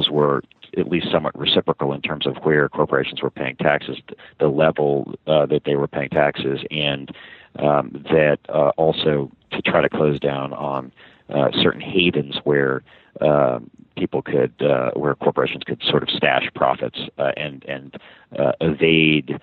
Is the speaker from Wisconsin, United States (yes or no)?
no; Montgomery County, Maryland, United States; also born or lived in New York City / Paris; I grew up from about age five in Montgomery County, Maryland, actually, just in the, believe it or not, in the D.C. suburbs